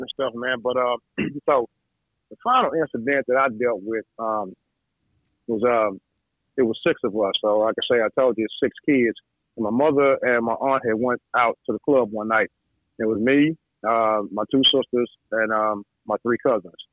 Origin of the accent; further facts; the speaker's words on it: Toledo, Ohio, United States; Toledo, yeah, Toledo, thirty three fifty eight Mayor Street